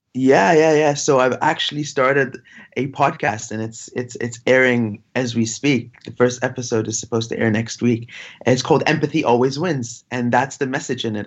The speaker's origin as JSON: {"language": "English", "town": "Giza", "region": "Giza Governorate", "country": "Egypt", "tie": "born or raised there", "said": "I was born in Giza, uh, next to where, you know, the famous Giza pyramids are"}